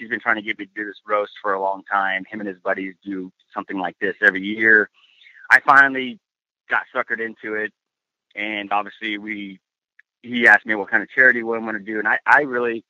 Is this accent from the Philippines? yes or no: no; San Diego, California, United States; also born or lived in Key West, Florida / Groton, Connecticut; finally he got stationed in San Diego, and I grew up here